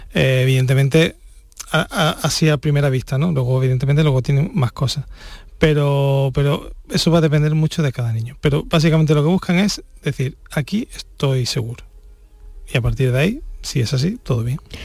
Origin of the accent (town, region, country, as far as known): Spain